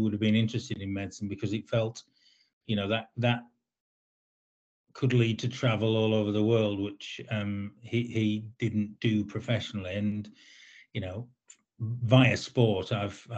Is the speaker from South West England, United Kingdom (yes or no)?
no; Lancaster, North West England, United Kingdom; moved away as an adult; now in London, United Kingdom; I was born in Lancaster and brought up around Lancaster, went to school in Lancaster.